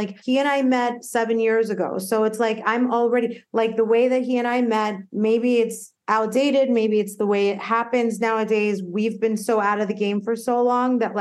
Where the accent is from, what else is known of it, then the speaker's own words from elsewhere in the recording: East Coast, United States; now in Los Angeles, United States; I'm from the East Coast